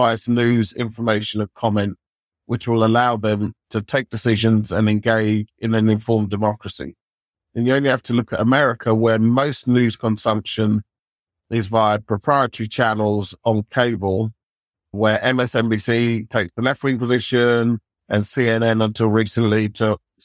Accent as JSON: {"language": "English", "country": "United Kingdom", "said": "we're British"}